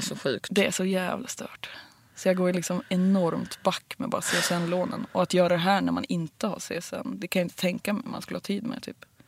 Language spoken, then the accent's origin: Swedish; Bollstabruk, Västernorrland County, Sweden; moved away; Kramfors, mm. Bollstabruk